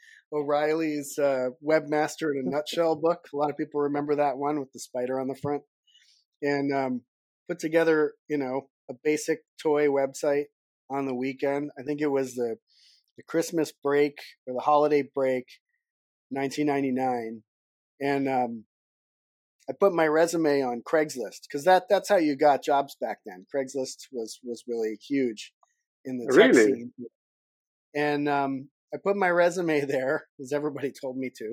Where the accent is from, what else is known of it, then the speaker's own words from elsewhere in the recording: Boston, Massachusetts, United States; moved away as an adult; also born or lived in California; I grew up on the East Coast. I was born in Boston